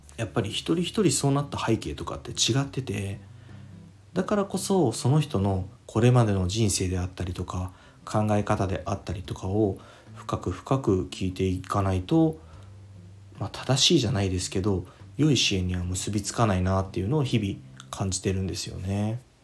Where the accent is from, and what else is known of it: Fukuoka, Japan; born or raised there